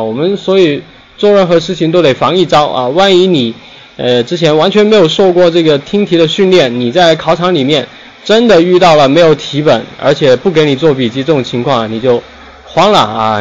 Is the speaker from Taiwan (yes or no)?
no; Guangdong, China; 咱们都是广东人啊